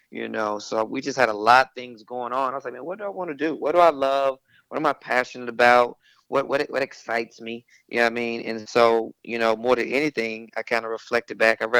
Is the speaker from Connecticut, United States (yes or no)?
no; Shreveport, Louisiana, United States; also born or lived in Texas; I'm originally from Shreveport, Louisiana, and then I moved back and forth two or three times with my family.